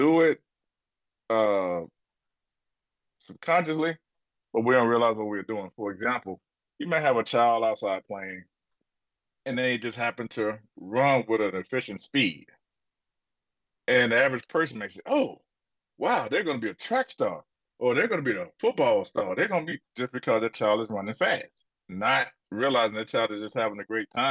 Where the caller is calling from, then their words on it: Akron, Ohio, United States; I'm calling from Akron, Ohio